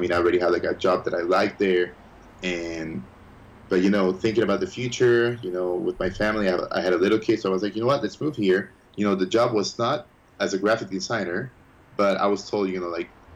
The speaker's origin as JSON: {"language": "English", "country": "Ecuador", "tie": "born or raised there", "also_born_or_lived": "United States", "moved": "as an adult", "lives_now": "Florida, United States", "said": "when I was three, we moved back to Ecuador, and I was raised in Ecuador"}